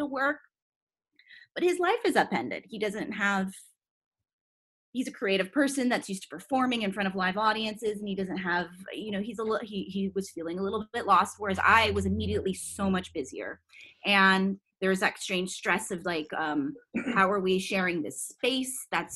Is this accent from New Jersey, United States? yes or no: no; Woodside, California, United States; I'm from Woodside, California.